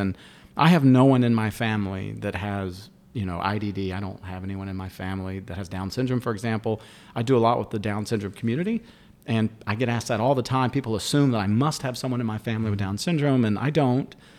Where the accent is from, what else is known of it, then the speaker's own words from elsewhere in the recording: Summerville, South Carolina, United States; I grew up in, uh, Somerville, South Carolina, which is a suburb just outside of Charleston